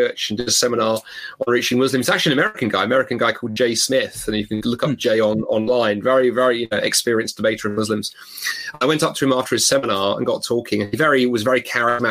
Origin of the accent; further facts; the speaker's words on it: London, United Kingdom; I grew up in London